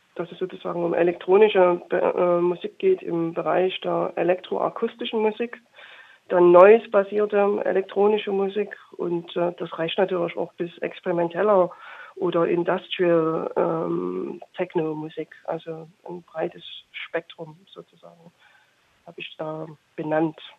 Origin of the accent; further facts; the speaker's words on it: Chemnitz, Saxony, Germany; also born or lived in Berlin; aber ich komme aus Chemnitz ursprünglich